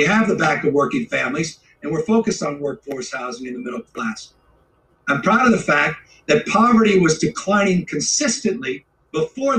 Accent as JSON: {"language": "English", "region": "California", "country": "United States", "said": "as a Californian"}